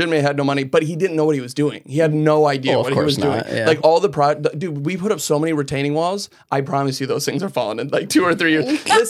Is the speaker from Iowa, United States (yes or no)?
yes; Iowa, United States; I grew up in Iowa. Well, I grew up all over. We kind of moved around a lot as kids. And then, but we ultimately settled up in Iowa.